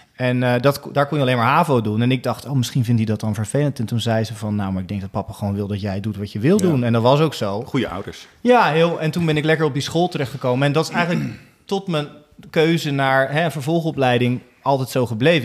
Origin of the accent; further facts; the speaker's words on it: Rotterdam, South Holland, Netherlands; in Rotterdam, Alexanderpolder, waar ik vandaan kwam, in mijn leeftijdscategorie, want ik was tien